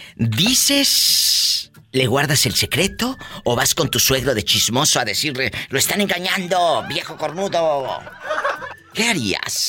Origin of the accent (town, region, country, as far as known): Mexico